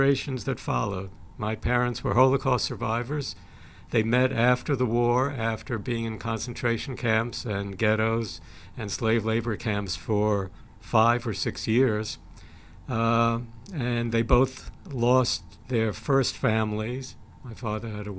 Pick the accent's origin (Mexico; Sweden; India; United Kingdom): Sweden; I was born in Sweden